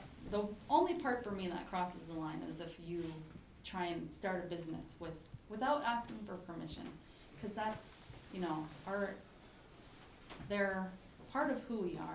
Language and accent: English; Utqiagvik, Alaska, United States; I was born and raised in Ukiavik.